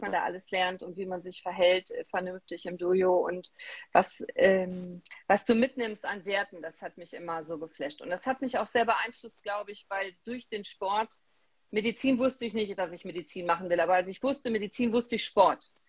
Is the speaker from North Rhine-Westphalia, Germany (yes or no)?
yes; Remscheid, North Rhine-Westphalia, Germany; ich komme aus Remscheid, ich bin in Remscheid geboren.